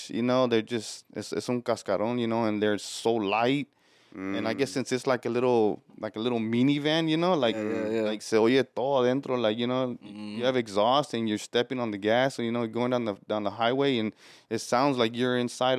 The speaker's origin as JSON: {"language": "English", "town": "Houston", "region": "Texas", "country": "United States", "tie": "born or raised there", "said": "I'm born and raised here in Houston. My family's from Mexico, Cuernavaca. Yeah, bro, I've been here my whole life"}